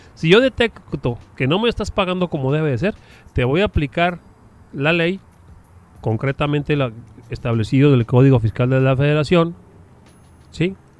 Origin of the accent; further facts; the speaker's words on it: Chihuahua, Mexico; nosotros que somos orgullosamente de Chihuahua